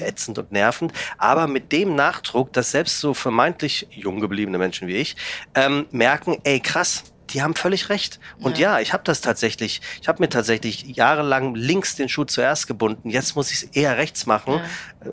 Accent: Oberliederbach, Hesse, Germany; Ich komme aus dem Taunus, aus einem kleinen Ort, Oberliederbach

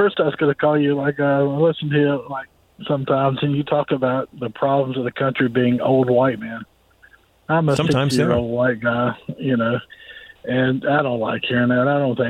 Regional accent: Greensboro, North Carolina, United States; born there; I was born in Greensboro, a very progressive town.

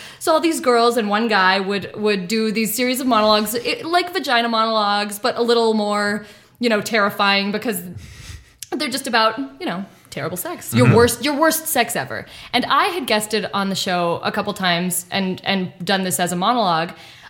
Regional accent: South Pasadena, California, United States; I did. I grew up in South Pasadena.

